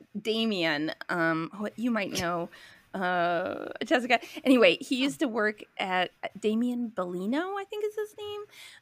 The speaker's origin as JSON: {"language": "English", "town": "Minneapolis", "region": "Minnesota", "country": "United States", "said": "I'm from Minneapolis."}